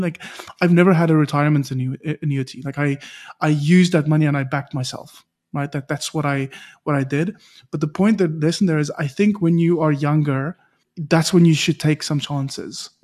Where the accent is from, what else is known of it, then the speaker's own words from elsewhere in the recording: South Africa; a South African